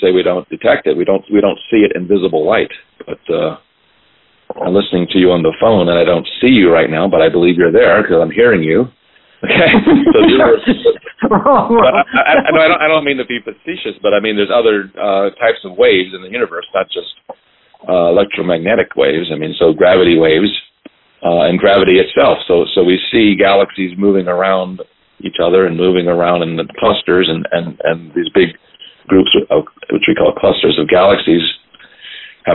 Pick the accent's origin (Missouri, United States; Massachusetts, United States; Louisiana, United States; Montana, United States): Louisiana, United States; Baton Rouge; moved away; I am from Louisiana, and I'm actually from Baton Rouge